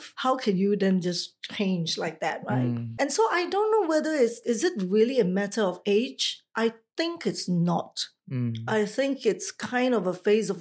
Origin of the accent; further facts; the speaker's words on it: Singapore; moved away as an adult; also born or lived in Taiwan; I am a Singaporean, but I left at a very, very early age, like 23 years old, to pursue a career outside of Singapore to work in Taiwan